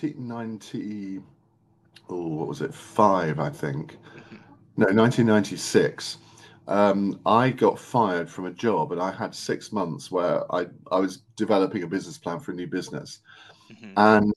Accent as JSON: {"language": "English", "town": "Saffron Walden", "region": "East of England", "country": "United Kingdom", "tie": "born or raised there", "said": "I grew up in Saffron Walden near Cambridge."}